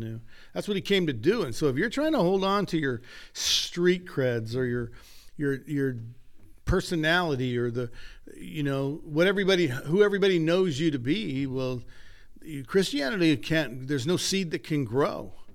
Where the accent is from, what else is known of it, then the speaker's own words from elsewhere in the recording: United States; also born or lived in Oroville; I am an American